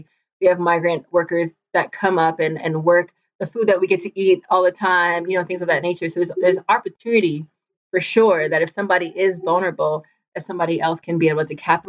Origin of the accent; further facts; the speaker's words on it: Florida, United States; moved away as an adult; now in Ohio, United States; I'm from Florida.